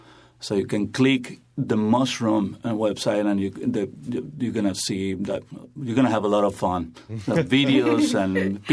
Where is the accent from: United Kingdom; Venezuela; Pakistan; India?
Venezuela